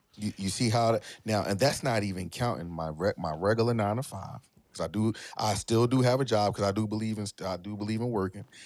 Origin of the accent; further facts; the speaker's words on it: Philadelphia, Pennsylvania, United States; I'm from Philly